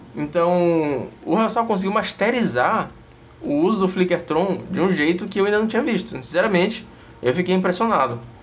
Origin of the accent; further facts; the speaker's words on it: Northeast Region, Brazil; accent: nordestino; meu sotaque nordestino normal